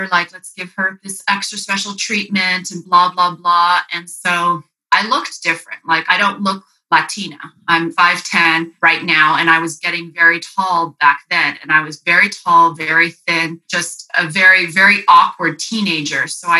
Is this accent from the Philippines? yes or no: yes; Philippines; also born or lived in Japan; I grew up in the Philippines with Berg, and I also was in Japan with Berg.